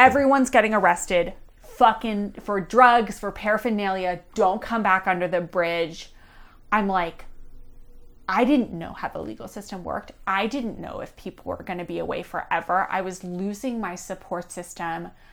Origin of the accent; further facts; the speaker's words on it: Pittsburgh, Pennsylvania, United States; I'm from Pittsburgh, Pennsylvania. I grew up as an Orthodox Jew in Squirrel Hill